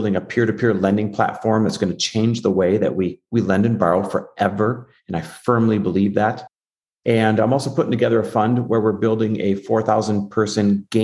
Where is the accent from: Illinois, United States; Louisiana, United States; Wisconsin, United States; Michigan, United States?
Wisconsin, United States; Green Bay / Milwaukee; also born or lived in Newport, California; now in Arizona, United States; I'm just a Midwest kid, Midwest born and raised, like Green Bay, Wisconsin, Milwaukee, Wisconsin, that area